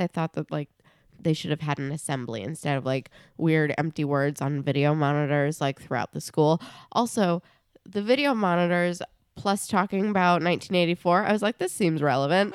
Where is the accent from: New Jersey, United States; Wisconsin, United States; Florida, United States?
New Jersey, United States; we're from New Jersey.